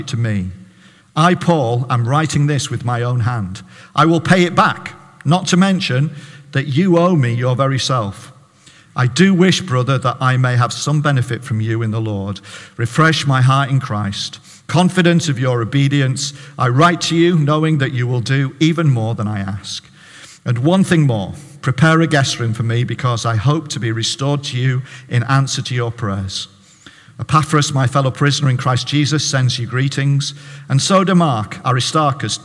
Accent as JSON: {"language": "English", "town": "Barrow-in-Furness", "region": "North West England", "country": "United Kingdom", "moved": "yes", "lives_now": "Hartlepool, United Kingdom", "said": "I'm a Baptist pastor in Hartlepool. I'm from Barrow"}